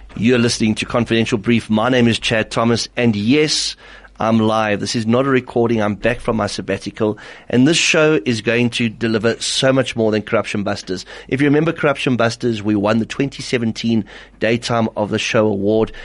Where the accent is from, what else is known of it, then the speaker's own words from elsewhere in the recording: Johannesburg, Gauteng, South Africa; when I was growing up in Heelbrow